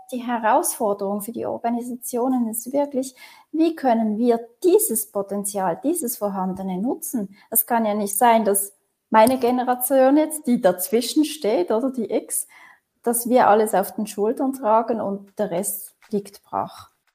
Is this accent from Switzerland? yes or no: yes; Switzerland; wie bin ich aufgewachsen hier in der Region Basel an verschiedenen Orten, ähm, Kantonen